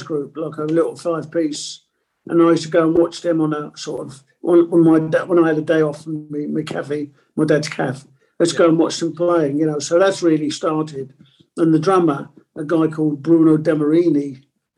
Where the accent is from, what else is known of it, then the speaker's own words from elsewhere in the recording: London, United Kingdom; first language Italian; English is a second language; And I lived in Stoke Newington. I was born in Stonington, I should say, and lived in Haringey